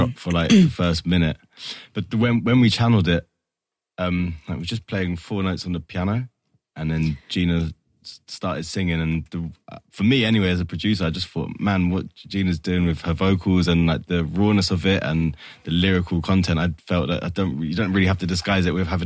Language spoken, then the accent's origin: English; London, United Kingdom; also born or lived in Sheffield; London, born and bred, in Finsbury Park.